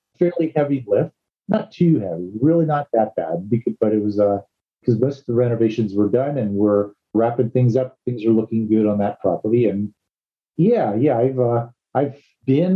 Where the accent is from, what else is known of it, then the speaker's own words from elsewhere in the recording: East Coast, United States; moved away; I'm actually from the East Coast